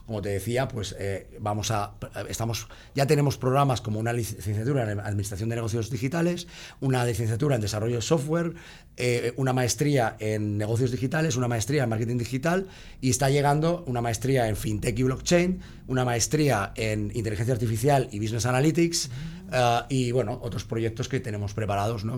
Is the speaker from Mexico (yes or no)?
no; Basque Country, Spain; yo, soy, vasco